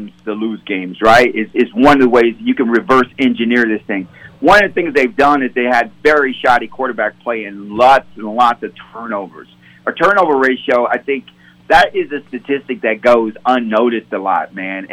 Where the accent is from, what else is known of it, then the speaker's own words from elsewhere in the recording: Chicago, Illinois, United States; I was born in Chicago, Illinois.